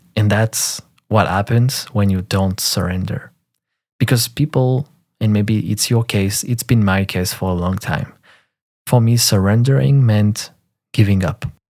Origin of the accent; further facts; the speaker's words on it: France; first language French; English is a second language; I'm French, so French is my first language.